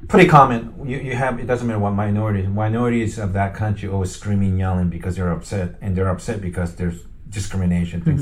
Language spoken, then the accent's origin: English; Japan; moved away; I'm originally from Japan. I'm ethnically Korean